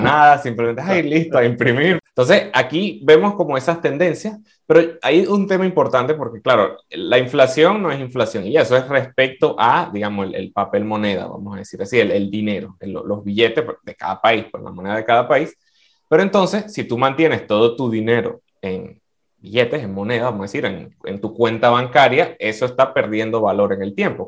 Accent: Venezuela; yo como economista y como venezolano

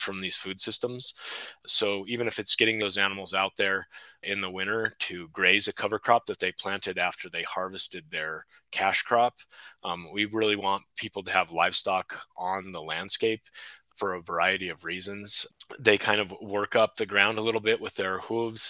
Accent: Delta County, Colorado, United States; I was born and raised in Delta County on a cattle ranch

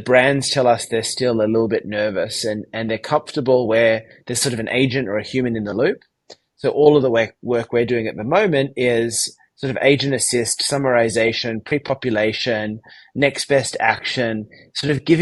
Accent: Sydney, New South Wales, Australia; accent: Australian; From my accent, you can probably tell I am based in Sydney, Australia

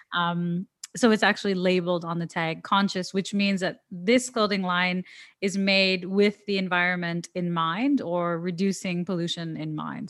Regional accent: Toronto, Ontario, Canada; I'm from Toronto, which is the main city

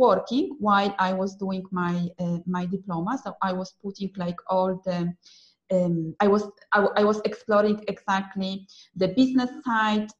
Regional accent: Poland; also born or lived in Milan, Italy / Manchester, United Kingdom / London, United Kingdom; now in Rome, Italy; I am from Poland, but I lived in Italy and UK, and now I am again back to Italy

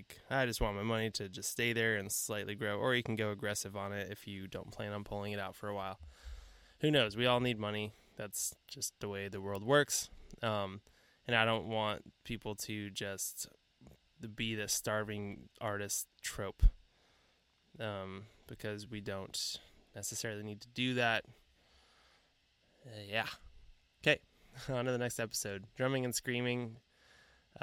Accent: San Diego, California, United States; growing up in San Diego

